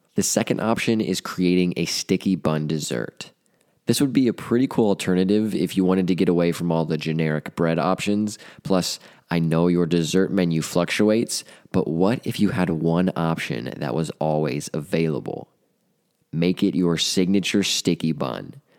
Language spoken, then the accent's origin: English; Delaware, Ohio, United States; I grew up in Delaware, so Buns has been one of my favorite restaurants since childhood